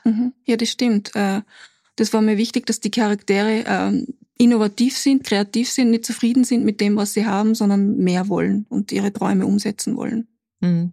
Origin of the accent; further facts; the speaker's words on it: Putzleinsdorf, Upper Austria, Austria; Putzleinsdorf, das ist mein Heimatort